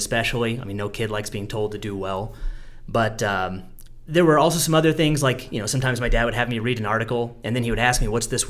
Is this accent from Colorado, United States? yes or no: no; Missouri, United States; I grew up in a really rural community in Missouri